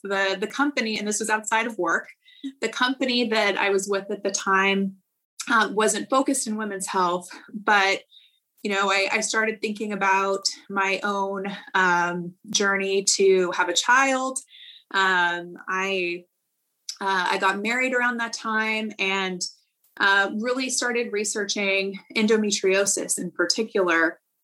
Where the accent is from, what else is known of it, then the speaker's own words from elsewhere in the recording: Central Valley, California, United States; I am originally from the Central Valley in California